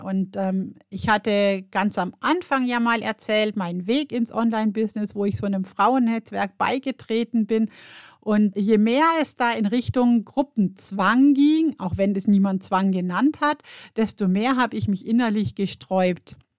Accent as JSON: {"language": "German", "country": "Germany", "said": "bei uns in Deutschland"}